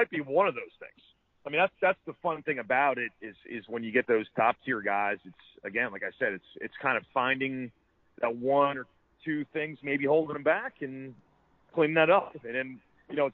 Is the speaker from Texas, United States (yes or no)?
no; Ocean Township, New Jersey, United States; my next-door neighbor growing up in Ocean Township